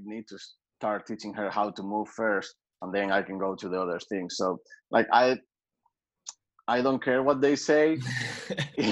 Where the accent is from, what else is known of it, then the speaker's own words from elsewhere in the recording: Asturias, Spain; also born or lived in North Carolina, United States; now in Madrid, Spain; where I'm from Asturias